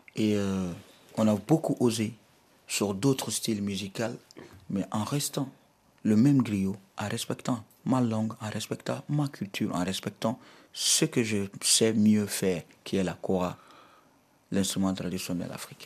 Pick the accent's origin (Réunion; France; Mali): Mali; je suis malien, fier de l'être